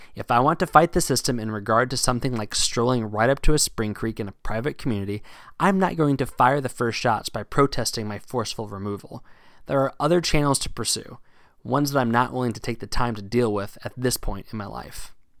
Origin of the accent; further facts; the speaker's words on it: Virginia, United States; now in New England, United States; my hometown in Virginia